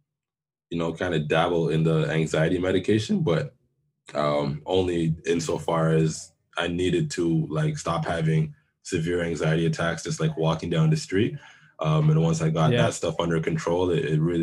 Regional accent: Toronto, Ontario, Canada; born or raised there; also born or lived in Jamaica (ancestry)

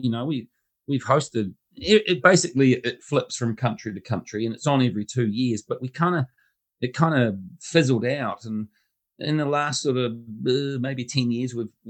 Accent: Hamilton, Waikato, New Zealand; we're hosting it here in Hamilton, my hometown.

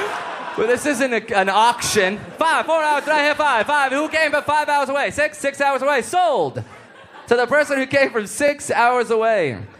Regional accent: United States; Guys, we're from America. We don't give a shit about hockey.

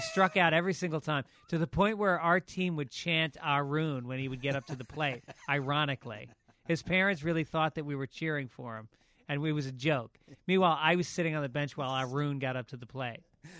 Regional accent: New York City, New York, United States; also born or lived in Tarrytown; I was born in the Bronx, both my parents are from the Bronx

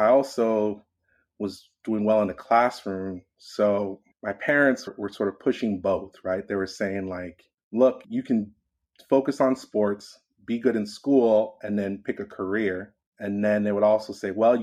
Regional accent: Los Angeles, California, United States; I'm born and raised in Los Angeles, California

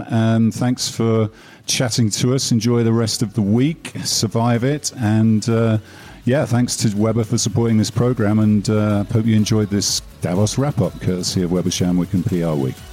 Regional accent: United Kingdom; my home country, especially the UK

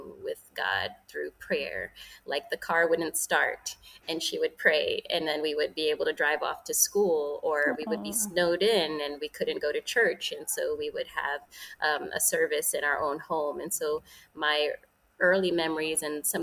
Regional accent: New York City, New York, United States; I was raised in New York City to Jamaican immigrants

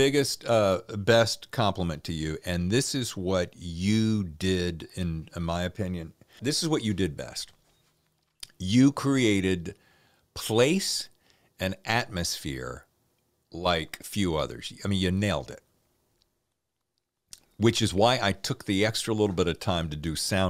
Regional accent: North Carolina, United States; accent: Southern; moved away; also born or lived in Virginia; having grown up in the South, I mean, born and raised in North Carolina and spent many, many years in Virginia

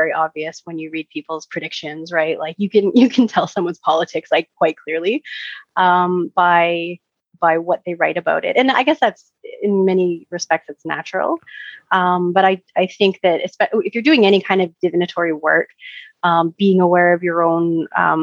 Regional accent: Canada; I'm Canadian

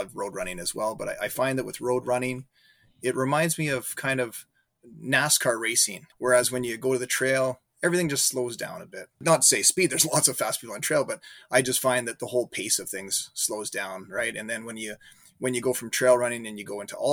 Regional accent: Calgary, Alberta, Canada; moved away as an adult; now in Regina, Canada; I live in Regina, Saskatchewan. I've been here for, I guess, about 20 years. Before that, I grew up in Calgary, Alberta.

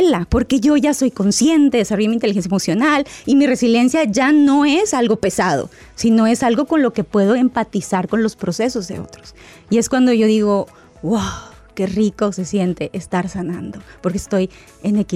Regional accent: Guadalajara, Jalisco, Mexico; now in Seattle, United States; Hola doctor, lo saluda … desde Seattle, Washington, pero soy de Guadalajara, Jalisco.

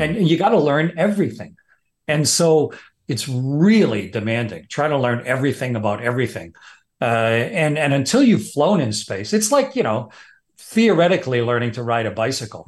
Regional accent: Canada; I'm just a Canadian fighter pilot.

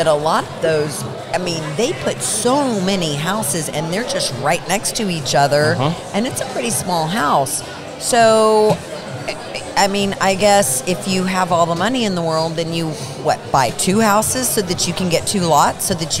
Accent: Austin, Texas, United States; I come from Austin, Texas.

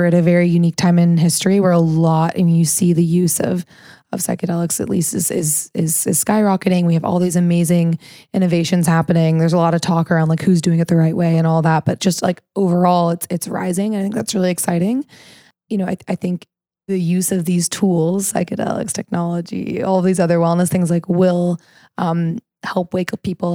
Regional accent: Missouri, United States; I grew up in Missouri

